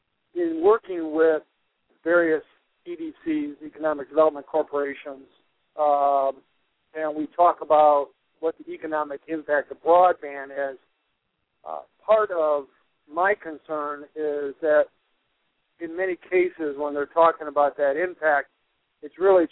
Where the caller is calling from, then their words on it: Traverse City, Michigan, United States; I'm calling from northern Michigan, the Traverse City area.